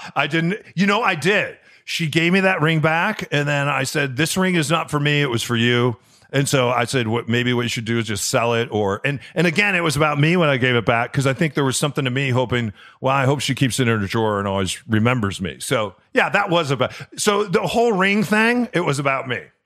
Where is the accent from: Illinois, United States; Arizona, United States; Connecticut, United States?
Illinois, United States; Chicago; moved away; where I grew up in Chicago